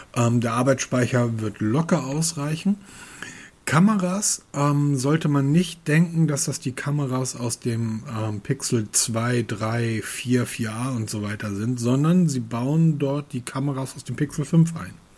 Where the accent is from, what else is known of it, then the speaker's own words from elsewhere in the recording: Germany; ich bin Deutscher